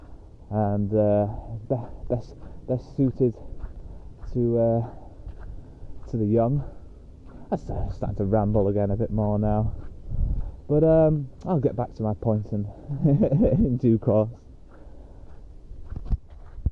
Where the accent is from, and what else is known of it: United Kingdom; moved away as an adult; also born or lived in Australia